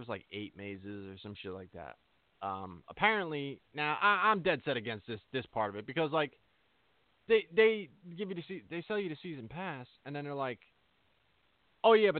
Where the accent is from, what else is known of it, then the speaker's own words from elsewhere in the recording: New Jersey, United States; I'm from Jersey. I've always been from Jersey.